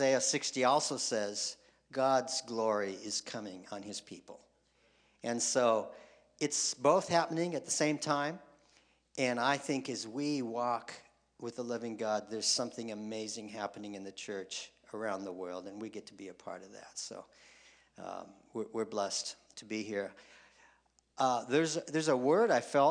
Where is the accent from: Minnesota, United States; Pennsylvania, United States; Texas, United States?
Minnesota, United States; Spicer; moved away as an adult; I grew up in Spicer. That's small